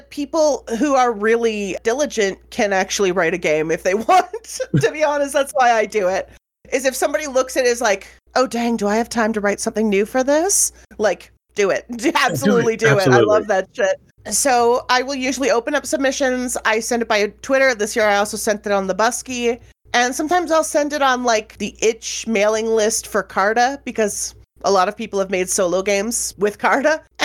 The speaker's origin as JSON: {"language": "English", "country": "Canada", "said": "I'm a Canadian"}